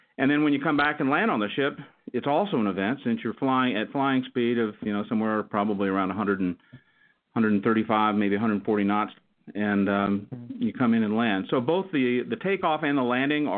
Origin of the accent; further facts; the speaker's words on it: West Texas, United States; moved away as an adult; I grew up in West Texas